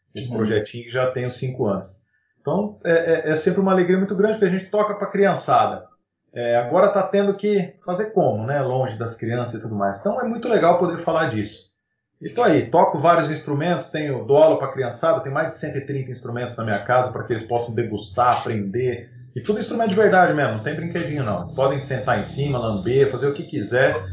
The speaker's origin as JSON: {"language": "Portuguese", "town": "São José do Rio Preto", "region": "São Paulo", "country": "Brazil"}